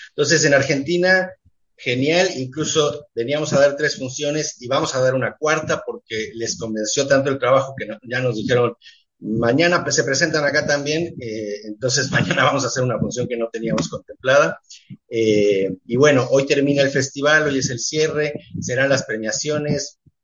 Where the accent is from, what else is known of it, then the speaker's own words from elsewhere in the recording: Mexico; also born or lived in Montevideo, Uruguay; soy más mexicano en ese sentido que uruguayo, aunque nací en Montevideo